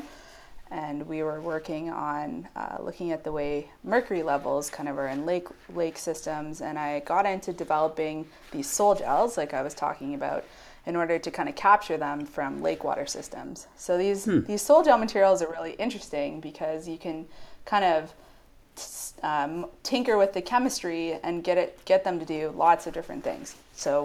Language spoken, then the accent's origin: English; Ayr, Ontario, Canada; So I'm from a little town in Ontario. It's called Ayr, believe it or not. There is a place called Ayr, A-Y-R, and population of maybe a few thousand. And so I grew up there